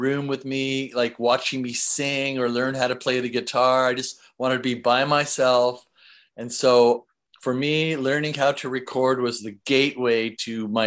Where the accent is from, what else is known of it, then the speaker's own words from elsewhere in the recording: Seattle, Washington, United States; I grew up in Seattle